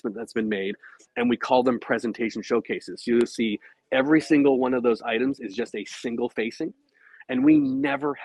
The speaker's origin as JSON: {"language": "English", "country": "Canada", "said": "I'm Canadian"}